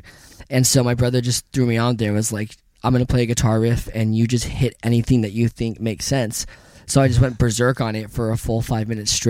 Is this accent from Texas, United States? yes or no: no; Ventura, California, United States; I grew up in Ventura, California.